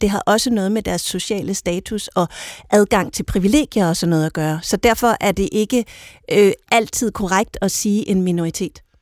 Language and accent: Danish; Denmark